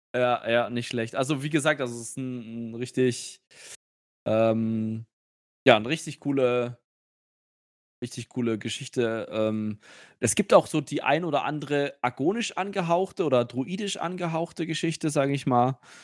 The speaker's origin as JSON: {"language": "German", "town": "Nuremberg", "region": "Bavaria", "country": "Germany", "tie": "born or raised there", "said": "ich bin ja ein, ein Nürnberger Bub äh, von Geburt"}